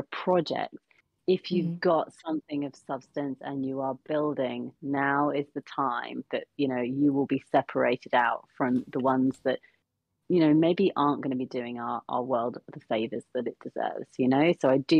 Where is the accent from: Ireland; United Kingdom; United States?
United Kingdom; as a British person